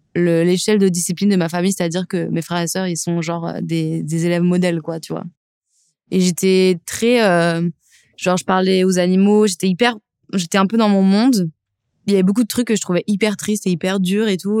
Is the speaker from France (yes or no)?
yes; Lyon, Auvergne-Rhône-Alpes, France; J'ai grandi en banlieue lyonnaise